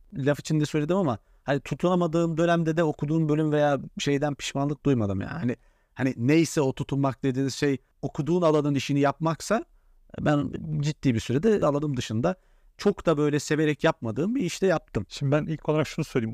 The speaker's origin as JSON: {"language": "Turkish", "region": "Central Anatolia", "country": "Turkey", "tie": "born or raised there", "said": "ben Orta Anadolu'da yetişmişim, memur çocuğuydum"}